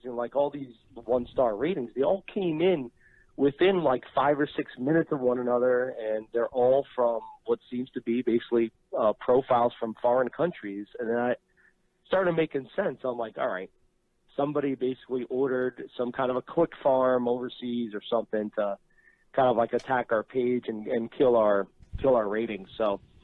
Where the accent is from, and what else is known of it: New Jersey, United States; born or raised there